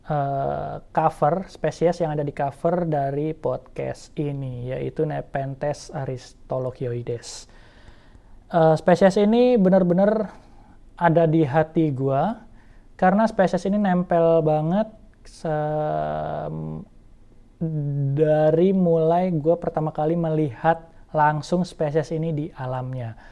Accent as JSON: {"language": "Indonesian", "region": "Jambi", "country": "Indonesia", "tie": "born or raised there", "said": "pertama kali melihat di Taman Nasional Kerinci Seblat, uh, eh, yang mana juga merupakan kampung gue sendiri"}